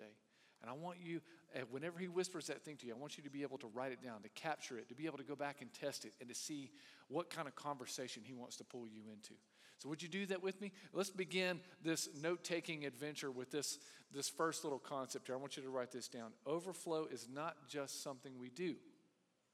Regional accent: Aiken, South Carolina, United States; also born or lived in Anderson, South Carolina / Greenville, South Carolina; I grew up in Aiken

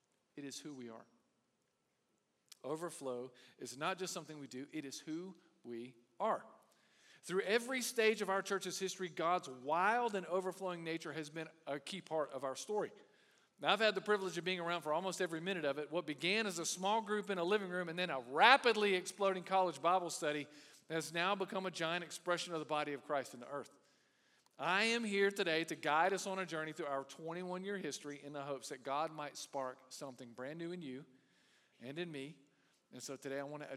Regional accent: Aiken, South Carolina, United States; also born or lived in Anderson, South Carolina / Greenville, South Carolina; I grew up in Aiken

